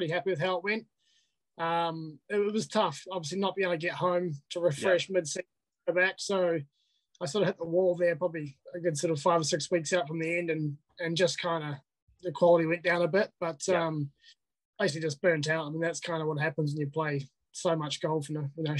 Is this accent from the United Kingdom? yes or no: no; Tauranga, Bay of Plenty, New Zealand; also born or lived in Invercargill; that's where I was born. But I grew up in Tauranga